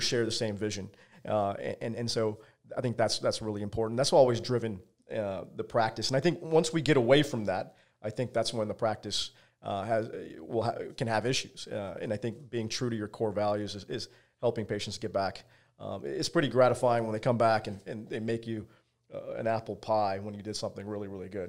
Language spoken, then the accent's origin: English; Virginia, United States; I grew up in Virginia, uh, as a small kid